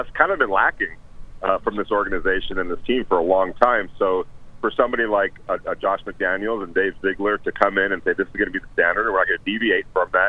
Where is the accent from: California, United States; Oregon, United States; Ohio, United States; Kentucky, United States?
California, United States; Los Angeles; I came from Los Angeles, so I knew of the Raiders and I knew of Derek Carr kind of from afar.